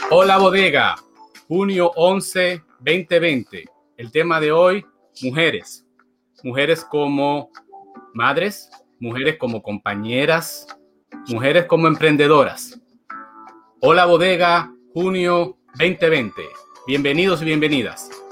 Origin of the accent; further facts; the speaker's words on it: Dominican Republic; moved away; also born or lived in Puerto Rico / New York; como dominicano, viví en República Dominicana